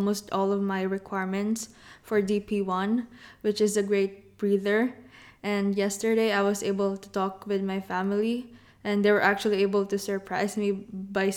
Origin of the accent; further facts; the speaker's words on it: Quezon City, Metro Manila, Philippines; moved away; I grew up in the Philippines